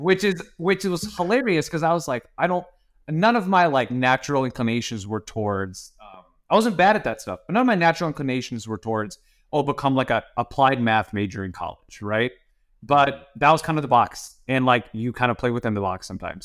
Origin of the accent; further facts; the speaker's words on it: Northeast Ohio, United States; moved away as an adult; also born or lived in St. Louis, Missouri / Menlo Park, California; now in Irvine, United States; I grew up in, like, Northeast Ohio